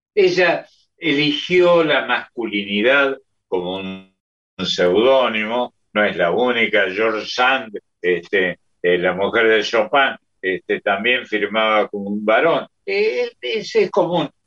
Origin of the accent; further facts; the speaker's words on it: Córdoba, Argentina; yo soy de San Vicente, y General Paz Junior es el barrio que continuaba